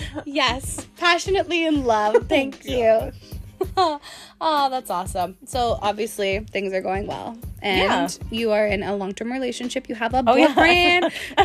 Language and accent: English; Sudbury, Ontario, Canada; she was from Chemi and I was from Sudbury.